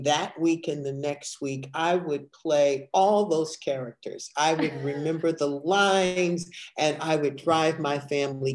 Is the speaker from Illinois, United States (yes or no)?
yes; Evanston, Illinois, United States; I grew up in Evanston, Illinois, where drama was a part of the curriculum